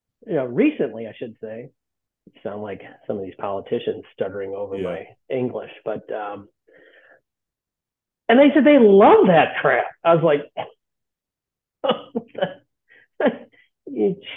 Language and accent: English; Lake Forest, Illinois, United States; I grew up on Griffith Road. There were 50-some kids living on Griffith Road at the time.